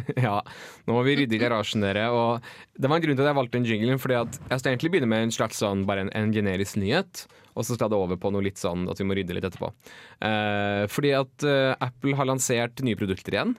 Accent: Bærum, Akershus, Norway; moved away; jeg kommer fra Bærum

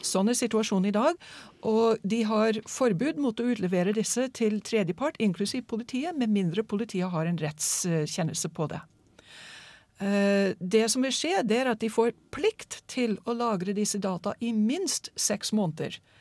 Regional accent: United States; now in Norway; USA stoler jeg ikke helt på, selv om det er mitt hjemland

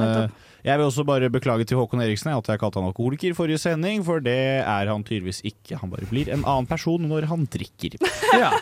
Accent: Bærum, Akershus, Norway; Jeg er fra Bærum.

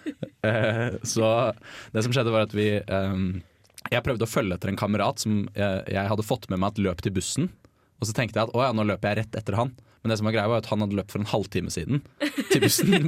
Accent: Bærum, Akershus, Norway; jeg er fra Bærum

